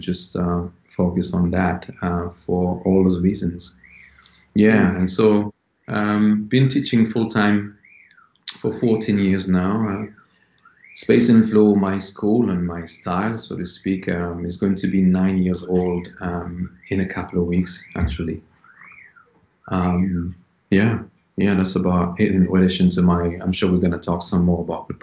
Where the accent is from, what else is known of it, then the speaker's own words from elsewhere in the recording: Paris, Île-de-France, France; moved away as an adult; now in London, United Kingdom; I was born in Paris, and I grew up in Paris as well, in France. And I left when I was 19 to come here in London to the UK.